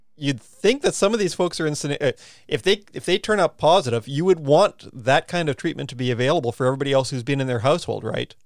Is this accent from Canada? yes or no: yes; Canada; now in New Zealand; my home country of Canada